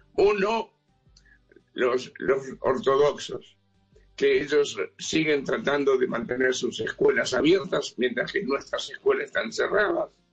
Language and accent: Spanish; Uruguay; now in Israel; yo soy uruguayo